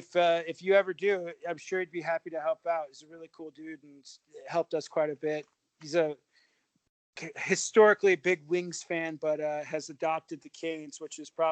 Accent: California, United States; also born or lived in Bay Area; I grew up in Southern California and then lived in the Bay Area for 11 years, said I would never come back.

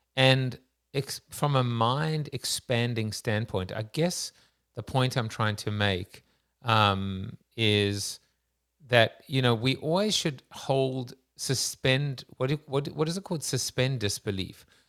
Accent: South Africa; I'm Jewish South African too

